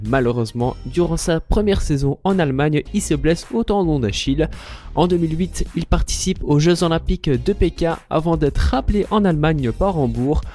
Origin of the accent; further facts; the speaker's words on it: Ganshoren, Brussels-Capital Region, Belgium; dans la commune où j'ai grandi à Gansoron à Bruxelles